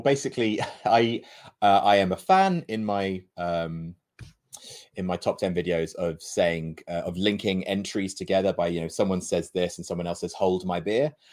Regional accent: United Kingdom; we're British

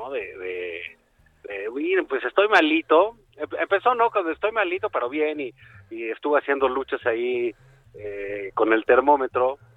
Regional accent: Tabasco, Mexico; Que soy de Tabasco, del trópico

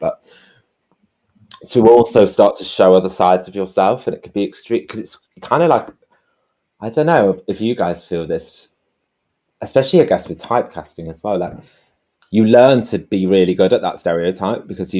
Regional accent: the north of England, United Kingdom; accent: northern; So my thing is make loads of jokes, be quite loud and crank up my northern accent and be really gay.

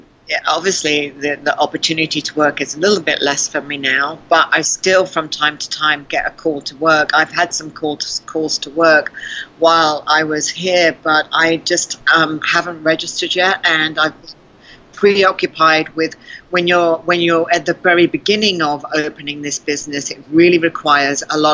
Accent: South Africa; accent: South African; Mostly they say South African.

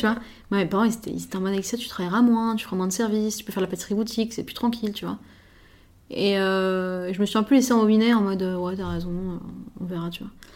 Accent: Paris, Île-de-France, France; je suis parisienne, je suis chef d'un restaurant à Paris

